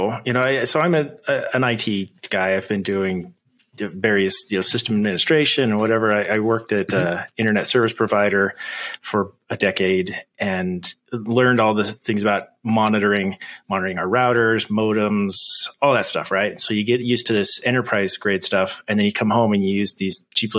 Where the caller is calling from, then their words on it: Idaho, United States; So I am in Idaho in the United States.